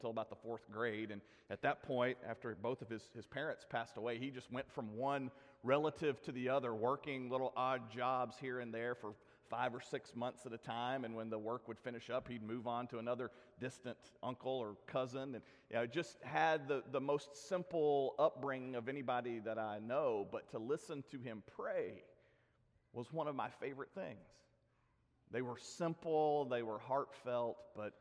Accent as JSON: {"language": "English", "town": "Lebanon", "region": "Tennessee", "country": "United States", "tie": "born or raised there", "said": "he was the headmaster at Castle Heights Military Academy in my hometown"}